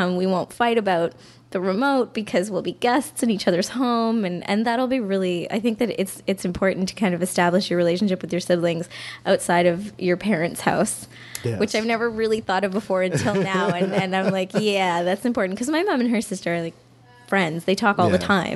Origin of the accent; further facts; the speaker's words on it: Cornwall, Ontario, Canada; also born or lived in Toronto; now in Montreal, Canada; I grew up in Cornwall, which is half that size